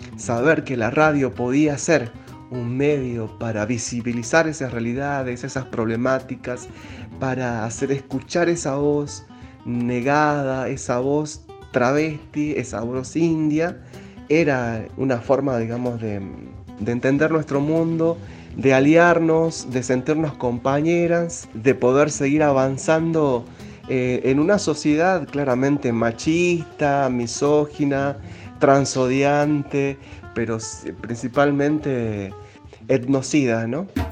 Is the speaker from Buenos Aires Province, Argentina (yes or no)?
no; Tartagal, Salta, Argentina; moved away; also born or lived in Villa Carlos Paz; Yo nací en Tartagal, me crié eh, junto a mi familia durante muchísimos años allí